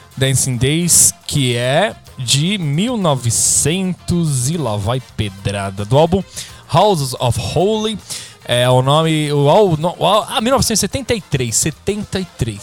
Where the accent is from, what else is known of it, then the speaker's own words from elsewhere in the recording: São Paulo, Brazil; a gente é do mesmo bairro, né, aqui da Zona Leste de São Paulo